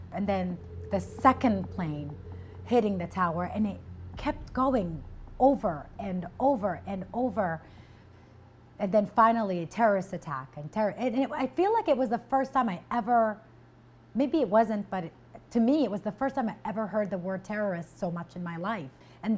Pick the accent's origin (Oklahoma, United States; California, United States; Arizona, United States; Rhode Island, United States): Rhode Island, United States; also born or lived in Kuwait; I was born in Kuwait. I moved to Rhode Island when I was 12. Growing up in Rhode Island, when I first came here, it was a little bit of a culture shock.